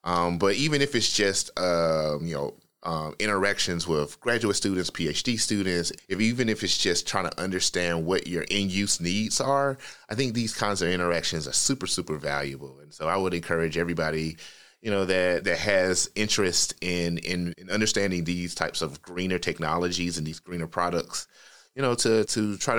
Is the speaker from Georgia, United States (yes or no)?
yes; Atlanta, Georgia, United States; So, I'm from Atlanta, and so I'm a huge … fan.